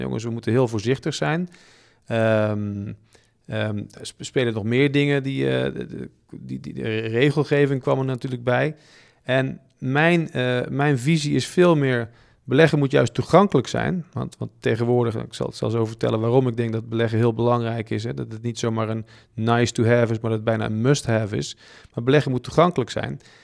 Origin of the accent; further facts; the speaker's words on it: Bergen op Zoom, North Brabant, Netherlands; ik kom uit Brabant, Bergen op Zoom